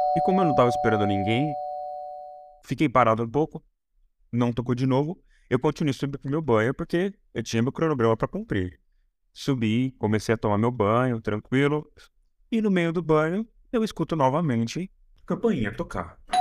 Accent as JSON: {"language": "Portuguese", "region": "São Paulo interior", "country": "Brazil", "tie": "born or raised there", "said": "eu sou de São Paulo e eu fui pro interior muito novo"}